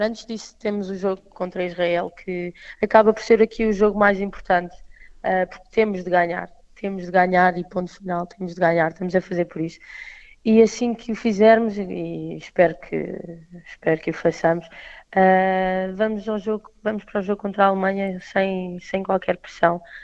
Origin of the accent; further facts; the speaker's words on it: Portugal; como portuguesa, eh, jogadora de Portugal